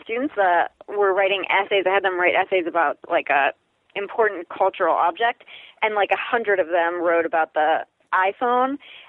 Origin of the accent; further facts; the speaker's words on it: Ireland; No, we're Irish.